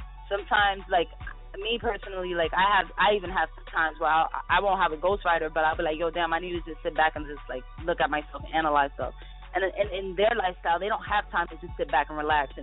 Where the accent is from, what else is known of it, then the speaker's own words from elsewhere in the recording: Jersey City, New Jersey, United States; I'm from Jersey City, New Jersey